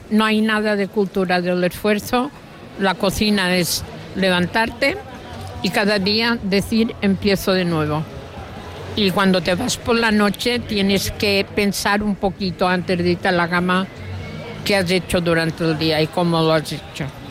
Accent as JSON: {"language": "Spanish", "area": "Mallorca", "region": "Balearic Islands", "country": "Spain", "said": "los mallorquines tenemos un montón de cosas"}